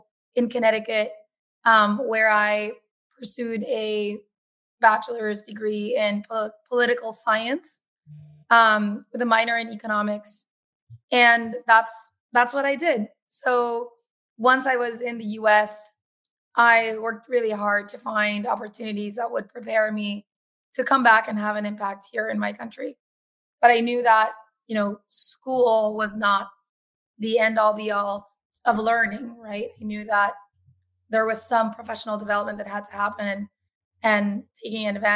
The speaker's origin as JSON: {"language": "English", "country": "Paraguay", "also_born_or_lived": "United States", "moved": "as an adult", "lives_now": "Canada", "said": "I'm originally from Paraguay in South America."}